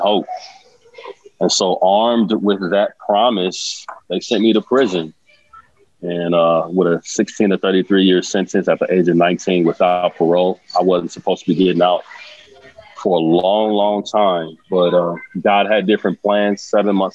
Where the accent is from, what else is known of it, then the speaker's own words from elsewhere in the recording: Omaha, Nebraska, United States; I grew up in Omaha and grew up in the hood, in poverty